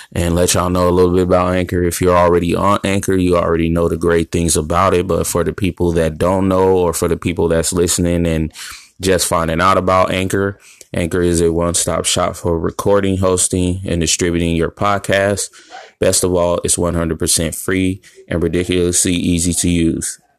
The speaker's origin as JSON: {"language": "English", "town": "Chicago", "region": "Illinois", "country": "United States", "said": "I'm from Chicago, Illinois."}